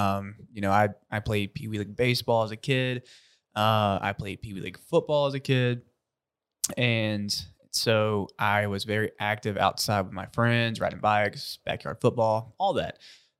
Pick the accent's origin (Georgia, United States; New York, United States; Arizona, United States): Georgia, United States; South; I'm born and raised in South Georgia.